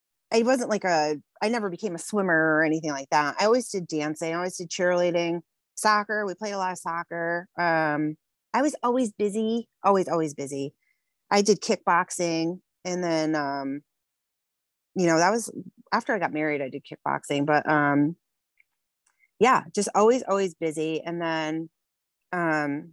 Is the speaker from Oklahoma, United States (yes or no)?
no; West Haven, Connecticut, United States; I grew up in West Haven, Connecticut, on the water.